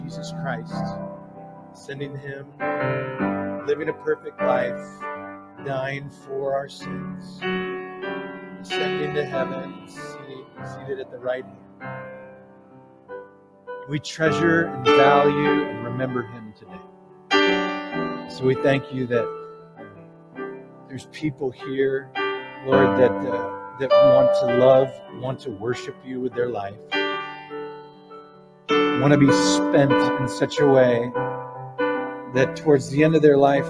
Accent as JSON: {"language": "English", "town": "Green Bay", "region": "Wisconsin", "country": "United States", "moved": "yes", "said": "I'm from Green Bay, Wisconsin"}